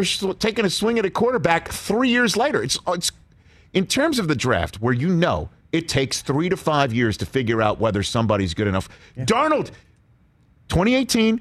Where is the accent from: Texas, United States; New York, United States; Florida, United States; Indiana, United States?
New York, United States; New York City; this Staten Islander